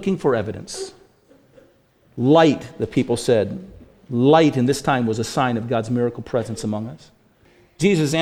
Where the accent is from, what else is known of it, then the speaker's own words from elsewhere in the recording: Bainbridge Island, Washington, United States; now in Boise, United States; when we were little kids growing up on Bainbridge Island